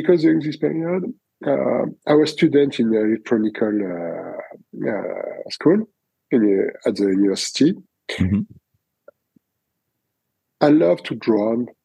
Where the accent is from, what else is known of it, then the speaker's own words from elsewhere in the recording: France; accent: French; English is a second language; my French accent